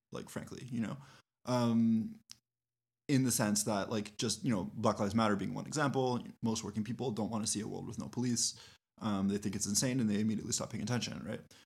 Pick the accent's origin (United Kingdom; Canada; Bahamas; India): Canada; we as Canadians